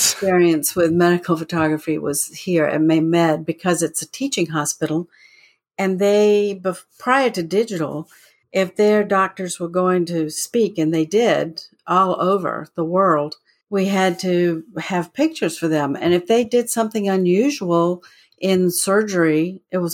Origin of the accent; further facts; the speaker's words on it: Florence, South Carolina, United States; moved away as an adult; also born or lived in Mobile, Alabama; I went to work in my hometown of Florence, South Carolina